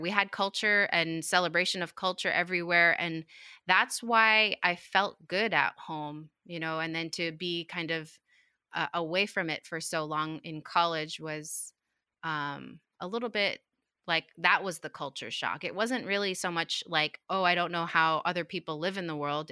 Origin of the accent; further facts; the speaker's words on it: Utqiagvik, Alaska, United States; I grew up in Utkali, um, which is a community of, what, four thousand five hundred people about